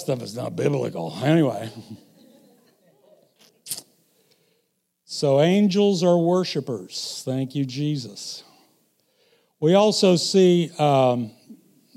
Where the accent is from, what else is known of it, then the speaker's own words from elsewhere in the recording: Missouri, United States; I'm from Missouri